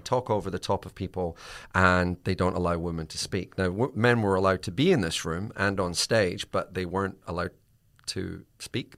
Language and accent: English; Scotland, United Kingdom; I'm Scottish